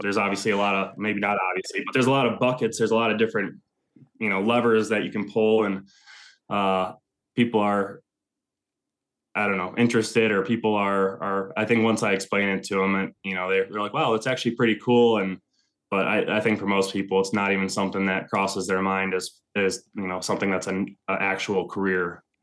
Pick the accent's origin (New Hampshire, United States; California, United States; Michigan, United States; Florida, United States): Michigan, United States; Northern; moved away as an adult; also born or lived in Ann Arbor, Michigan; now in Ohio, United States; I'm currently living in North Central Ohio. Um, I'm originally from Northern Michigan